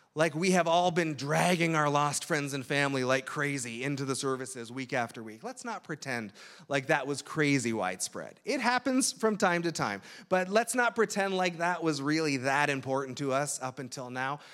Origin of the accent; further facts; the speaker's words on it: Toronto, Ontario, Canada; moved away as an adult; I'm from the Toronto area. My parents are still up there